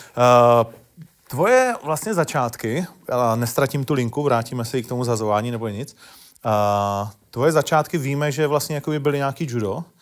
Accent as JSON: {"language": "Czech", "town": "Ostrava", "region": "Moravian-Silesian Region", "country": "Czechia", "tie": "born or raised there", "said": "já jsem Ostravák, takže my víme, že to není úplně jednoduchý, nebo tehdy to nebylo jednoduchý v mý době vyrůstat tam"}